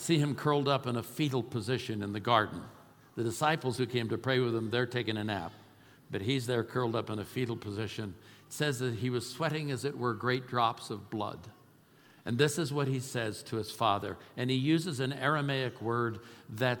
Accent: Oakland, California, United States; moved away; I'm a kid from East Oakland. I'm not a Yaley. I'm not a Harvard guy. Wasn't raised with money

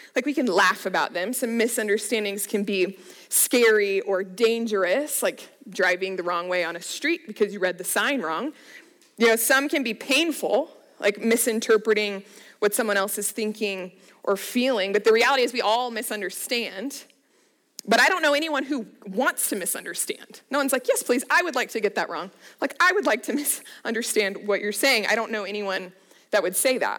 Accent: Littleton, Colorado, United States; I'm originally from Colorado, so I grew up in the Littleton area

